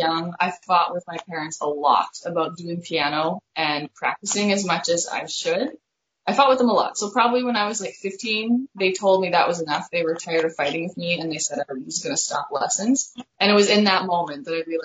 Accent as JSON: {"language": "English", "region": "Saskatchewan", "country": "Canada", "said": "I'm also from Saskatchewan"}